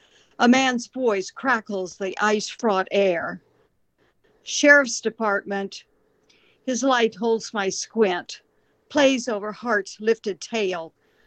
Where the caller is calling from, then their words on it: Southwest Missouri, United States; I'm calling from Southwest Missouri